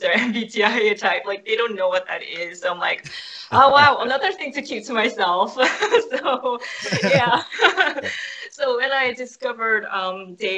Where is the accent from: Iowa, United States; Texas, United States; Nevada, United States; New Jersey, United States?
New Jersey, United States; also born or lived in New York; Since I am from New Jersey, where people are quite ordinary and they're hardworking